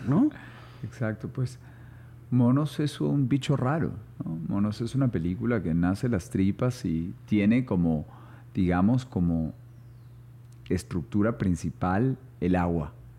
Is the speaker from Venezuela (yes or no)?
no; Colombia; also born or lived in São Paulo, Brazil; como colombiano